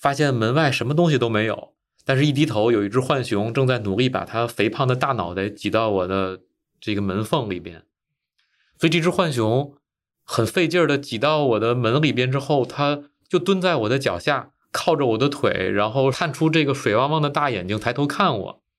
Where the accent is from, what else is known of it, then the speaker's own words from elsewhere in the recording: China; now in United States; 但是第二天，第二天我反应过来，我是来自中国的专业的野生动物研究者，我怎么能喂野生动物呢？我怎么能给我们中国的野生动物研究者丢脸呢？但是我没有想到的是，我去问我美国的同事，大家都很不好意思。